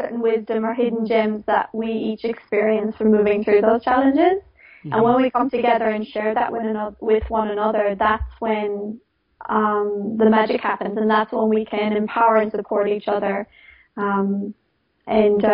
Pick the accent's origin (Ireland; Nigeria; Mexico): Ireland; moved away; also born or lived in Sydney; I grew up in Ireland.